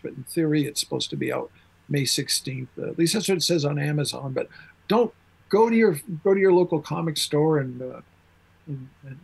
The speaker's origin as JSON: {"language": "English", "region": "Iowa", "country": "United States", "said": "I'm a kid from Iowa"}